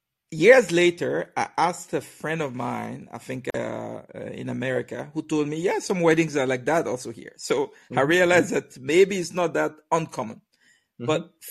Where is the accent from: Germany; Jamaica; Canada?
Germany; Me and my friend that we came from Germany.